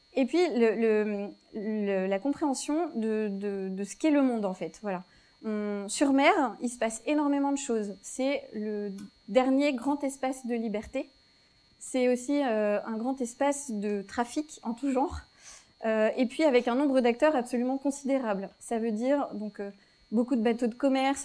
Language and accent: French; Vendée, Pays de la Loire, France; J'étais j'ai grandi en Vendée